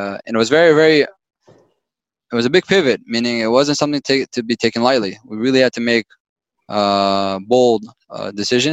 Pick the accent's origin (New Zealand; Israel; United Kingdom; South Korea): Israel; moved away; I was born and raised in Israel